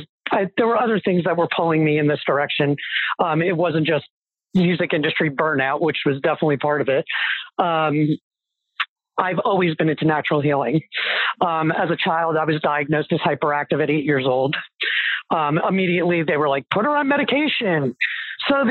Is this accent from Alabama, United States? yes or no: no; New Jersey, United States; I am from New Jersey, born and bred